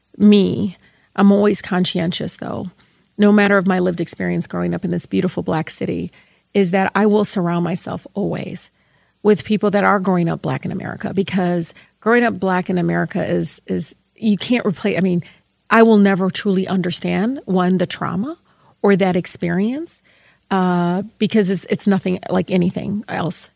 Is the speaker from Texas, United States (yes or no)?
no; Detroit, Michigan, United States; I grew up in Southwest Detroit